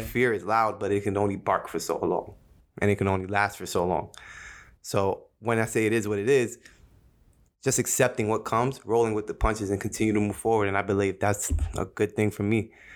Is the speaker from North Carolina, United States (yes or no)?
no; Jersey City, New Jersey, United States; Being born and raised in Jersey City, New Jersey, uh, shout out to two oh one